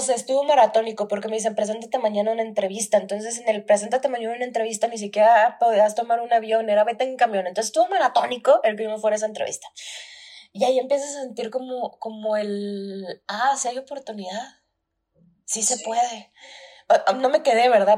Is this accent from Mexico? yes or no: yes; Durango, Mexico; moved away; oficialmente ya no vivimos en Durango